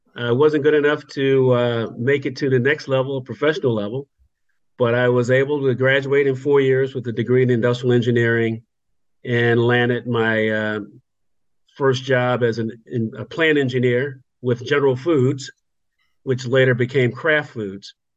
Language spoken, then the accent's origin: English; Virginia, United States; moved away as an adult; also born or lived in North Carolina; now in Freehold, New Jersey, United States; growing up in Virginia, and that led me all the way through high school